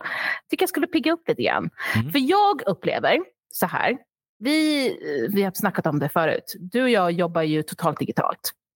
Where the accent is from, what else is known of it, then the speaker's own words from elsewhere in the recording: Sweden; also born or lived in Australia; jag var och är svensk